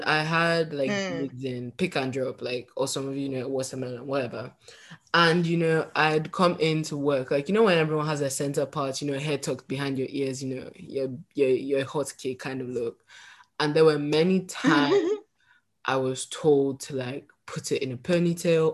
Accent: Northern England, United Kingdom; accent: Northern English; also born or lived in Nigeria; now in United States; I just keep my Northern English accent

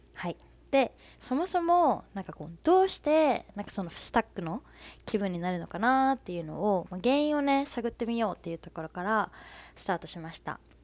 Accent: Fukuoka, Japan; 私福岡出身なんですけど福岡の出身

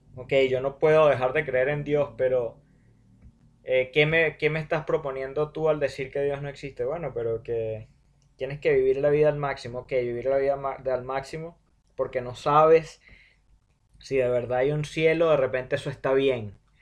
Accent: Venezuela; Nosotros como venezolanos

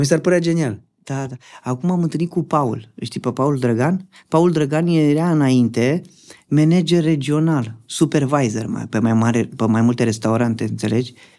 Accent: Dragomirești, Romania; moved away as an adult; Din Dragomirești am plecat de tot până acum 9 ani

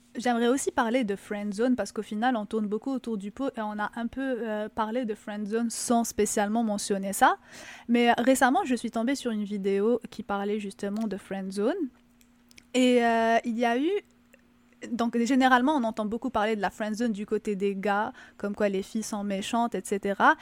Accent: Algeria; now in Quebec, Canada; en tant qu'Algérienne, bien sûr, de ce que j'ai vu en Algérie

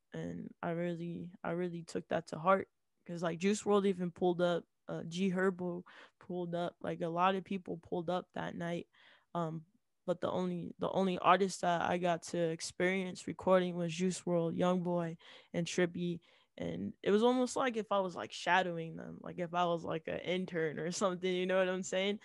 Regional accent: Utah, United States; I'm from Utah, um, and Latter-day Saints is kind of like the main religion here

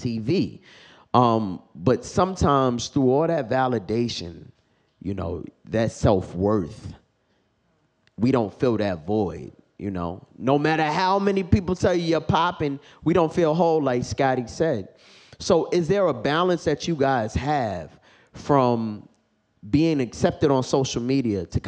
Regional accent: New York, United States; I am just from New York and regular black

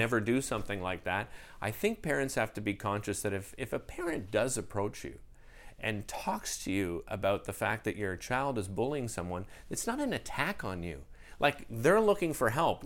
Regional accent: Ottawa, Ontario, Canada; moved away as an adult; now in Montreal, Canada; growing up in Ottawa, we were here all the time

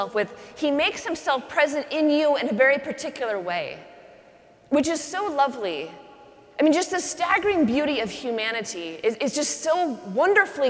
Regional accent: Pacific Northwest, United States; I grew up in the Pacific Northwest

